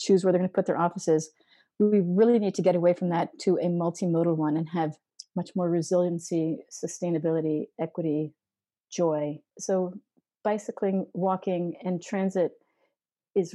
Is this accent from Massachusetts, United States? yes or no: yes; Massachusetts, United States; I'm from Massachusetts.